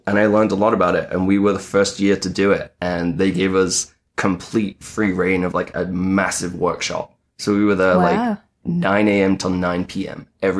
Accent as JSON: {"language": "English", "region": "North West England", "country": "United Kingdom", "said": "Yeah, I went like Manchester, Bolton area. So I'm from I'm from the Northwest."}